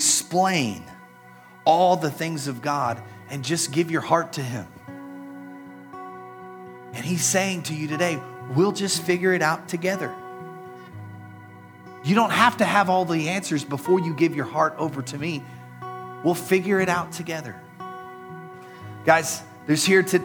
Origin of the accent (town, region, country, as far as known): United States